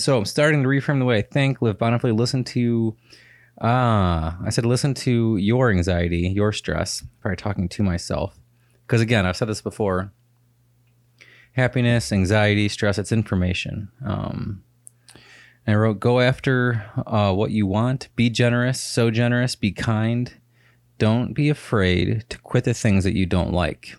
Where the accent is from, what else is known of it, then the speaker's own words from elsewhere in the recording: United States; I'm an American in a different country